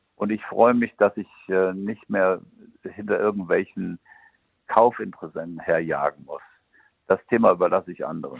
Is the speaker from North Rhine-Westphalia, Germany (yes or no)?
yes; Siegen, North Rhine-Westphalia, Germany; moved away; weil Siegen ist ja immer noch meine Heimat und ich fühle mich immer noch mit dem Siegerland sehr verbunden